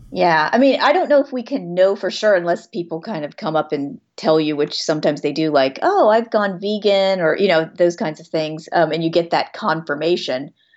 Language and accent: English; Florida, United States; growing up in Florida